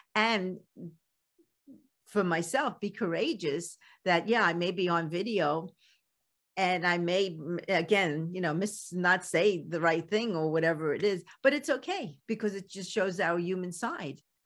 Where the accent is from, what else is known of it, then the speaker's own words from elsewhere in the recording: New York City, New York, United States; accent: Brooklyn; I still have my Brooklyn accent and it still comes out